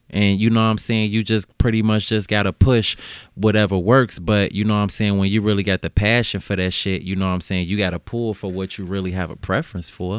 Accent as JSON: {"language": "English", "town": "Chicago", "region": "Illinois", "country": "United States", "tie": "born or raised there", "said": "growing up in Chicago"}